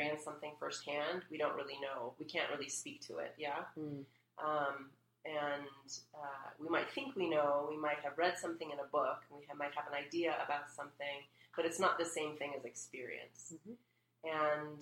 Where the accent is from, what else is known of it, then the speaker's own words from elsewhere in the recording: United States; I was born here in the States